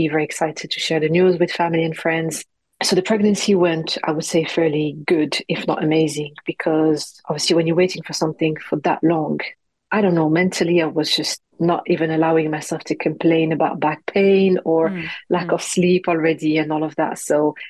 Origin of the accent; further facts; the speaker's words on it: Morocco; accent: French; English is a second language; also born or lived in France; now in London, United Kingdom; It's a Moroccan name because that's where I'm from, born and raised in Morocco. And then I moved to France. That's where you can hear my little French accent in my English. And then finally moved to London when I got married.